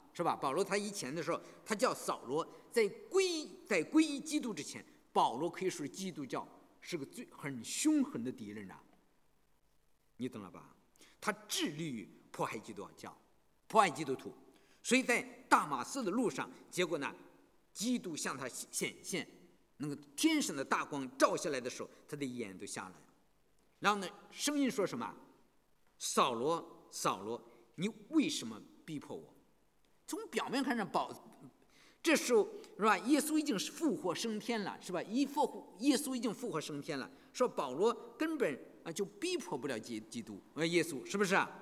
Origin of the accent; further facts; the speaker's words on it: China; moved away; 我们从大陆来的人